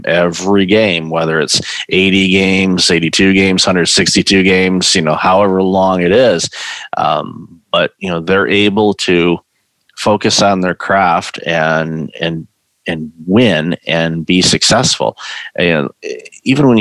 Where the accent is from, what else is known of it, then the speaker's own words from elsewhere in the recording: Detroit, Michigan, United States; I grew up in Detroit